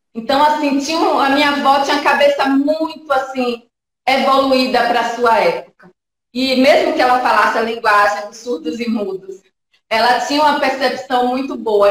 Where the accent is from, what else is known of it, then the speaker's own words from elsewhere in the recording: Jequié, Bahia, Brazil; moved away as an adult; now in São Paulo, Brazil; eu sou baiana, eu sou de Jequié